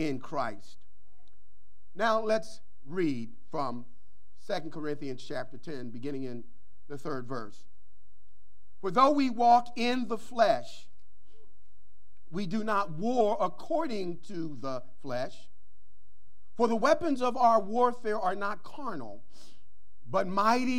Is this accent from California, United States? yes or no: no; Philadelphia, Pennsylvania, United States; growing up in North Philadelphia